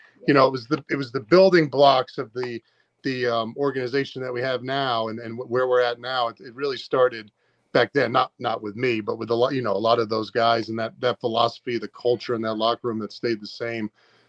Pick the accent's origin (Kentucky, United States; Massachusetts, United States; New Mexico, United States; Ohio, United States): Massachusetts, United States; Cape Cod; moved away as an adult; also born or lived in Brooklyn, New York; now in Maine, United States; So I grew up in Cape Cod, Massachusetts, went to Maine from 02 to 06.